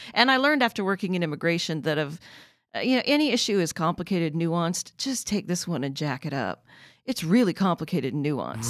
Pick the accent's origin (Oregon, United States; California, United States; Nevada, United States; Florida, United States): Oregon, United States; growing up in Oregon